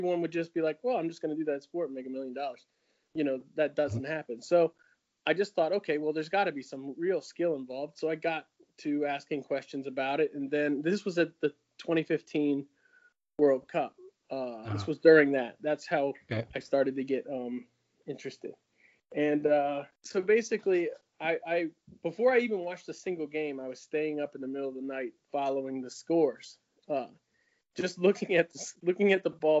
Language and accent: English; Maryland, United States; moved away as an adult; also born or lived in North Carolina; now in Raleigh, United States; I'm from Maryland originally